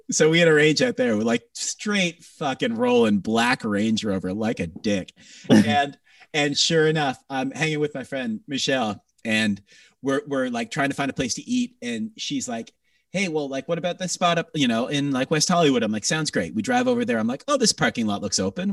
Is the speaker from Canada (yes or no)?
yes; Greater Toronto Area, Ontario, Canada; moved away; my hometown has been in lockdown still